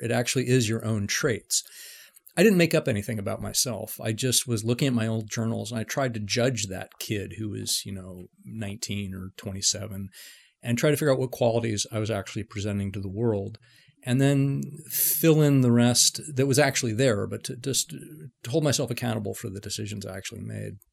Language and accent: English; San Francisco, California, United States; I grew up in San Francisco, uh, you know, in, in the mid-seventies